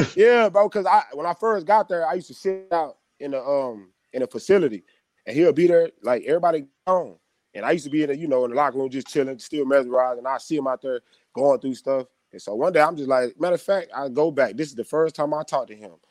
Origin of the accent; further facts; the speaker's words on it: Temple, Texas, United States; also born or lived in Belton, Texas / Midland, Texas; I grew up in Temple, like, but I went to Belton.